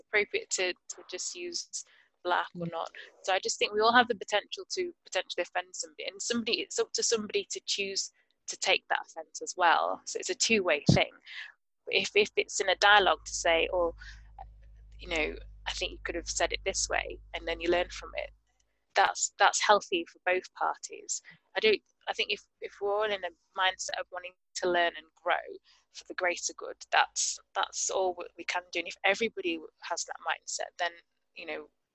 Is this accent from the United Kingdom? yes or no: yes; United Kingdom; I'm British Ghanaian, so I was born here, both my parents from Ghana